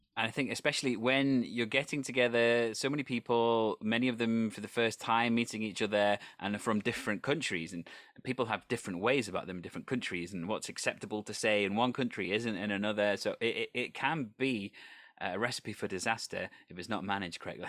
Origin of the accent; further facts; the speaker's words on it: Wales, United Kingdom; I come from a country that has its own language. I, I am Welsh